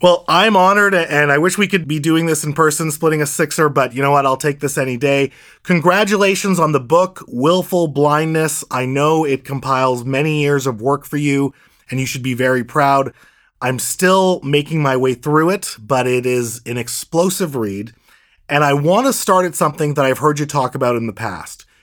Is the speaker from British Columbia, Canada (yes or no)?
yes; North Shore, British Columbia, Canada; my hometown